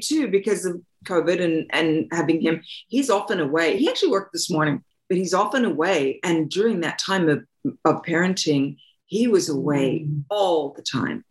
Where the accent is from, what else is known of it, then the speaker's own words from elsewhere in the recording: Australia; moved away as an adult; I'm from Australia, and I had gone to theater school.